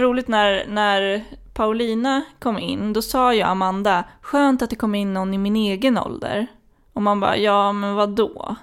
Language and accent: Swedish; Flen, Södermanland, Sweden; jag kommer ju från Flen